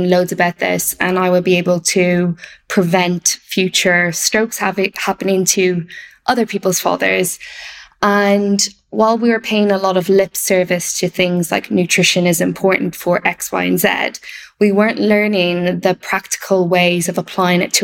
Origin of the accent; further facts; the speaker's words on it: Ireland; moved away as an adult; also born or lived in Wales; I grew up in Ireland, if people can't pick up from the accent